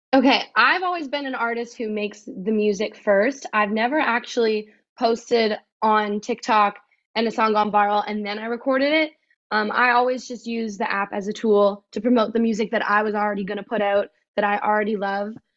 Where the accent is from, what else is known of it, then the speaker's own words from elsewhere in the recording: Oxford, Ontario, Canada; I am from Oxford, Canada, so a little north